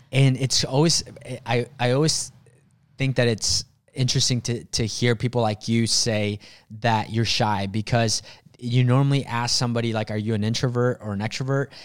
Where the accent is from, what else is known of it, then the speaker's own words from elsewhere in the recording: Mexico; moved away; I was born in Mexico.